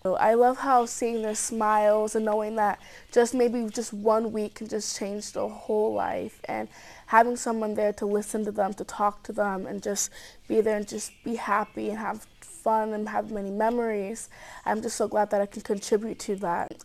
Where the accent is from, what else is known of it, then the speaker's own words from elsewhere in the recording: Cedar Rapids, Iowa, United States; I'm from Cedar Rapids, Iowa.